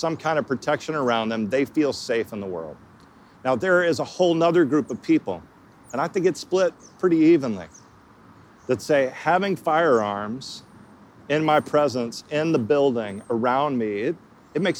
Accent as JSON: {"language": "English", "region": "Texas", "country": "United States", "tie": "born or raised there", "said": "I didn't travel at all growing up in Texas."}